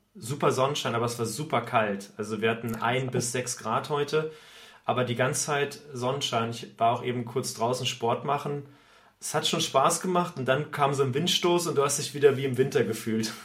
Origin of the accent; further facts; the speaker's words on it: Thuringia, Germany; now in Lübeck, Germany; ich komme vom Dorf aus Thüringen